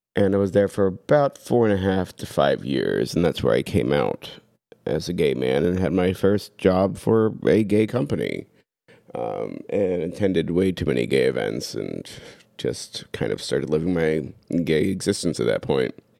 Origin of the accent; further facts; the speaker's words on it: Tampa, Florida, United States; also born or lived in London, Ohio / Washington, D.C. / Seattle / San Francisco; now in Columbus, United States; I was born in London, Ohio. I lived, grew up in Tampa, Florida.